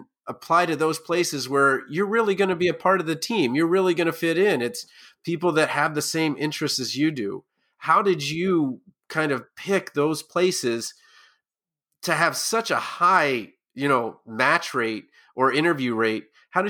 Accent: Northeast, United States; moved away as an adult; also born or lived in Florida; as somebody from the Northeast going to the Deep South.

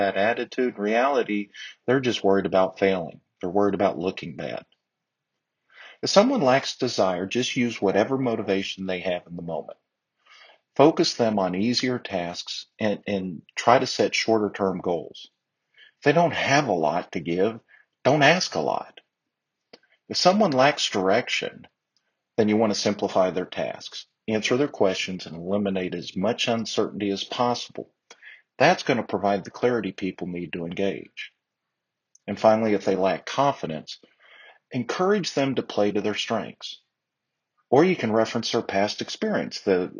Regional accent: Texas, United States; I'm a Texan

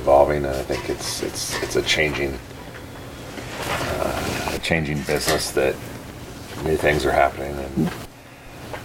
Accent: Willamette Valley, Oregon, United States; I grew up farming here in the Willamette Valley

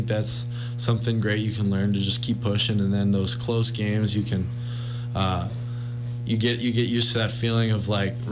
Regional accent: Missoula, Montana, United States; growing up in Missoula, that's all I've ever known.

